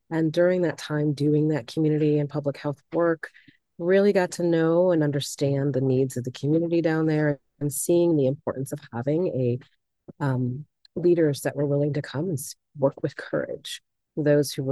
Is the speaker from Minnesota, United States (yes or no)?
no; Chicago, Illinois, United States; moved away as an adult; also born or lived in Bennington, Vermont; now in Vermont, United States; I am originally born and raised in Chicago, Illinois, and I moved out here um, sometime in the late 2000s, early 2008, 2009, came to visit Vermont and fell in love with Vermont